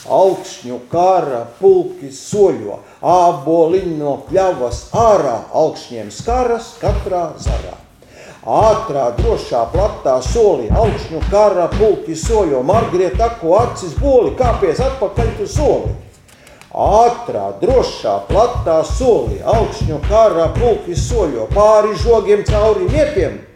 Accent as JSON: {"language": "Latvian", "region": "Kurzeme", "country": "Latvia", "said": "ne, es ar to ļoti lepojos, ka esmu kurzemnieks."}